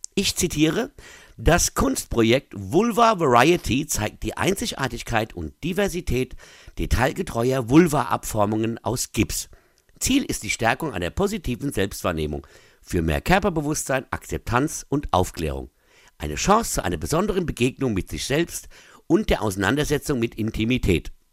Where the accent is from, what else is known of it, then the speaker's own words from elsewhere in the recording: Mainz, Rhineland-Palatinate, Germany; Bei uns in Mainz